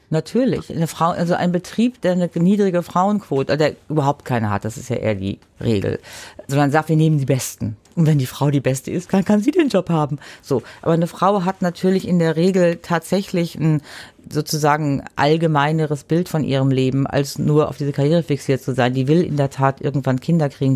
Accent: Germany; now in Switzerland; ich als Deutsche und mittlerweile Schweizerin

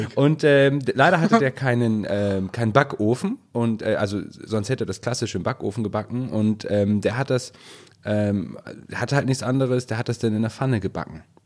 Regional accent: Northern Germany, Germany; für uns hier im Norden

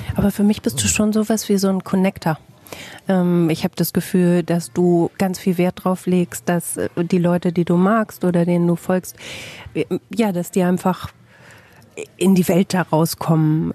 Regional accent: Bielefeld, North Rhine-Westphalia, Germany

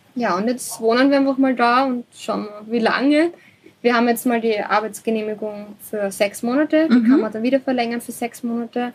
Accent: Austria; das Dorf, wo ich aufgewachsen bin, hat 60 Einwohner, also ist sehr klein. mhm. ist zwar mhm. eine halbe Stunde von Wien

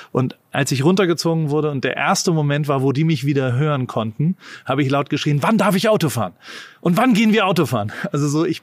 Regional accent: United States; ich komme da aus Amerika und denk halt nur nachfrageorientiert

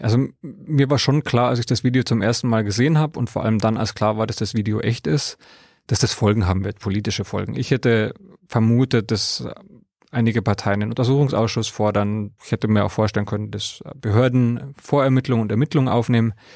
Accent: Bavaria, Germany; Ich bin in Bayern aufgewachsen

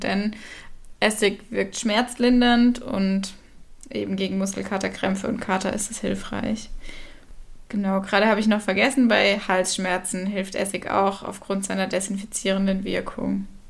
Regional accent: Southern Germany, Germany; ich komme ja aus dem Süden von Deutschland

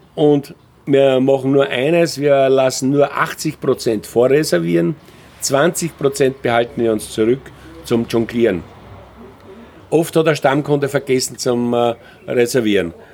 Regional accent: Austria; bei uns in Österreich

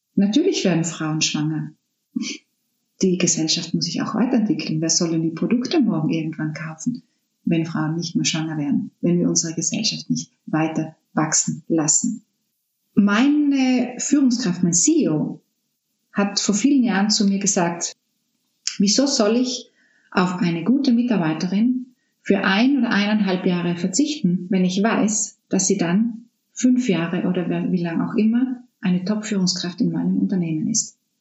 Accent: South Tyrol, Trentino-Alto Adige, Italy; moved away as an adult; Südtirol ist meine Heimat.

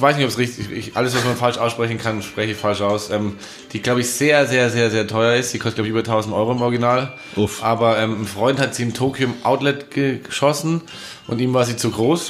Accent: Munich, Bavaria, Germany; bei uns in München

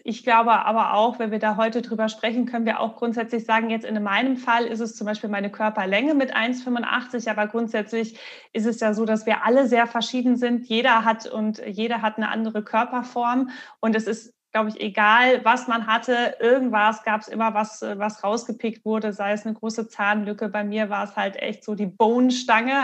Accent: Marburg, Hesse, Germany; Ich bin ja in Marburg aufgewachsen, äh, also auf dem Dorf

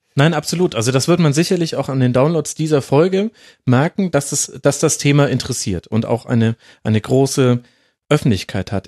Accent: Franconia, Bavaria, Germany; hat man bei uns in Franken immer gesagt

